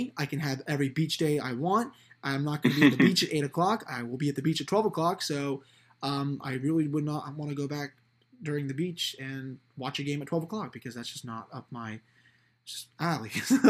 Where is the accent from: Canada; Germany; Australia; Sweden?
Canada; I'm not going to root for Canada to be my home country.